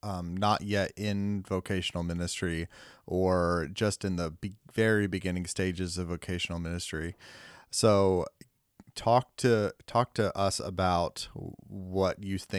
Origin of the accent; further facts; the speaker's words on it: Deep South, United States; No, I'm from the Deep South, yes.